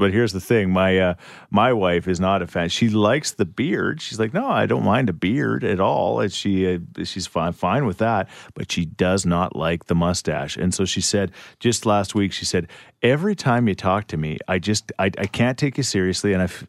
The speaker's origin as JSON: {"language": "English", "town": "Thoresby", "country": "United States", "tie": "born or raised there", "said": "when we were growing up in Thoresby, it was real easy to find a tree any time of year."}